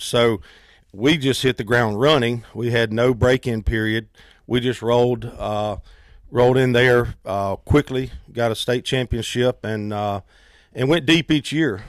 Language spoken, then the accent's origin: English; Fort Mill, South Carolina, United States; I, I grew up in Fort Mill, went to the old Fort Mill High School.